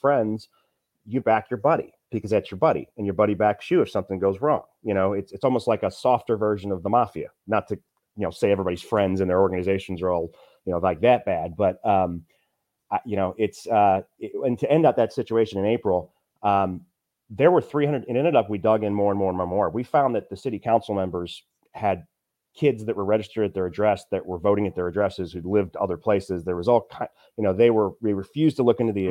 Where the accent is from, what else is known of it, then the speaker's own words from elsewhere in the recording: Kirkwood, Missouri, United States; the upper middle class, but I'm from Kirkwood